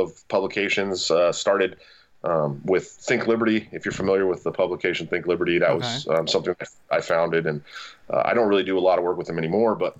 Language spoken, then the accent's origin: English; about 20 minutes from Oakland, California, United States; I'm from about, 20 minutes away from Oakland